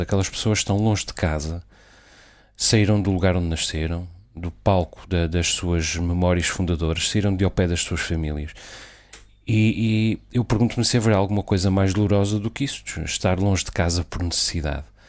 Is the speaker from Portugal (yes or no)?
yes; Azores, Portugal; dos Açores, da minha terra, onde, de onde falo